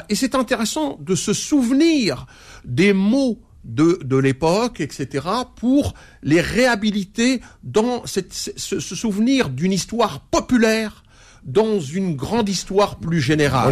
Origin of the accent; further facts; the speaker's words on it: France; je suis un Français héritier de l'immigration algérienne